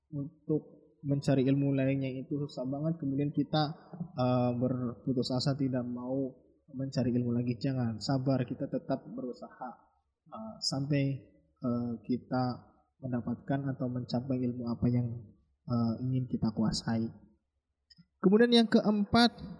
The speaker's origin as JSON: {"language": "Indonesian", "region": "Java", "country": "Indonesia", "said": "kita orang Jawa"}